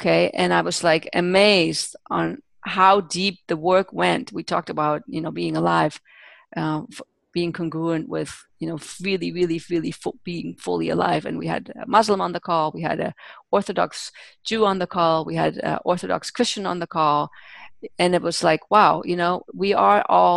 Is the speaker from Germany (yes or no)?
yes; Germany; moved away; I was born and raised in Germany